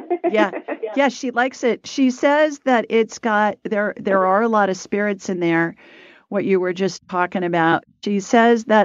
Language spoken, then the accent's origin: English; Alabama, United States